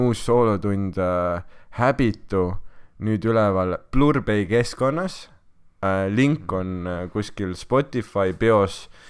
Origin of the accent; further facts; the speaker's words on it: Estonia; ma olen Eestist pärit